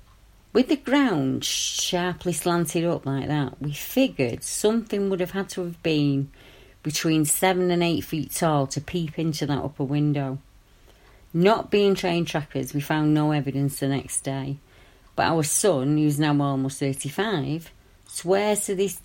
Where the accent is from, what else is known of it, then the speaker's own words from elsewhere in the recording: Colorado, United States; I grew up in Boulder County. My parents quit farming in the northeast and moved to Longmont in 1960.